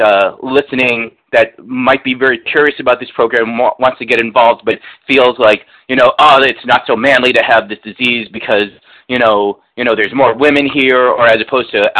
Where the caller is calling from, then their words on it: New York City, New York, United States; I'm calling from New York City